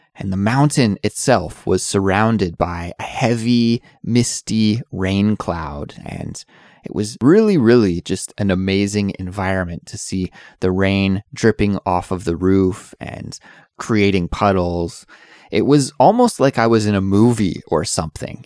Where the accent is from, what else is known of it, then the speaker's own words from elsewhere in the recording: Canada; now in South Korea; I'm an English teacher who's originally from Canada, but I currently live in South Korea